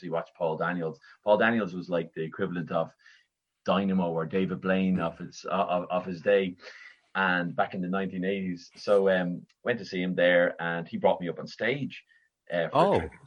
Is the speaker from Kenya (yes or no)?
no; Dublin, Leinster, Ireland; I was born and raised in Raheny in Dublin.